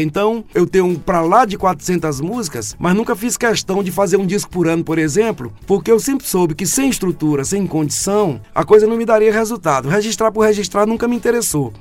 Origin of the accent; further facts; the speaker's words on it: Carolina, Maranhão, Brazil; Sou maranhense de Carolina, é. dia 2 de setembro de 1964. Ixi, tive a graça de chegar, tive a graça de chegar ao mundo ali naquela terra tão maravilhosa.